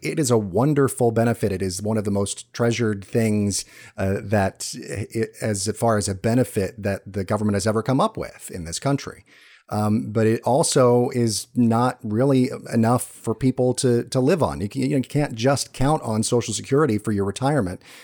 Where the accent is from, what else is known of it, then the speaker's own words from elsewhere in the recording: Georgia, United States; moved away; I'm from Georgia